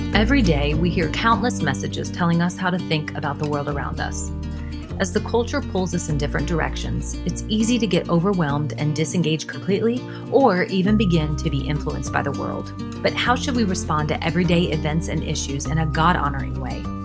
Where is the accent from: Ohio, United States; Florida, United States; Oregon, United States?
Florida, United States; Jacksonville; now in Washington, D.C., United States; my hometown of Jacksonville, Florida